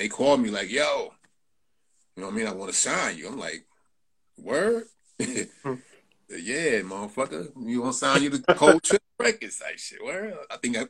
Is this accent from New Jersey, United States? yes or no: no; Hempstead, New York, United States; also born or lived in Queens, New York; I live in Hempstead. I'm from originally from Queens, but I grew up mostly in Hempstead.